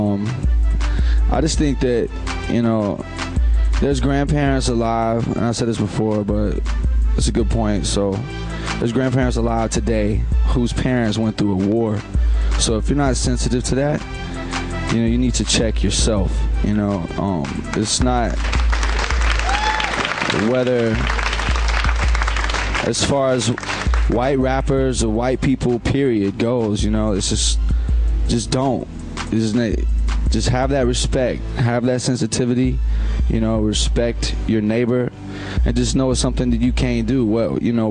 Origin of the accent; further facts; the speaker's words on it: the Deep South, United States; growing up in the South